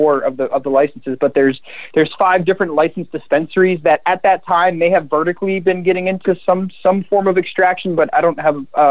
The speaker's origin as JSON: {"language": "English", "region": "Maine", "country": "United States", "tie": "born or raised there", "said": "I grew up in Maine, born and raised here"}